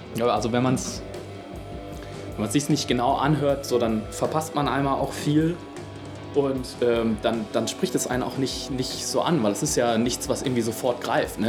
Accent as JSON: {"language": "German", "town": "Bielefeld", "region": "North Rhine-Westphalia", "country": "Germany", "tie": "born or raised there", "said": "Ich bin, ähm, in der Punk- und Hardcore-Szene aufgewachsen hier in Bielefeld"}